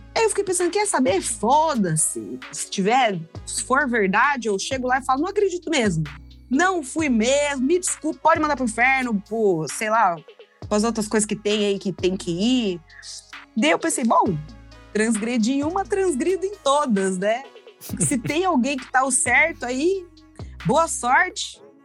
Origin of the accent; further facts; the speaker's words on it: Londrina, Paraná, Brazil; A gente foi criado todo mundo em Londrina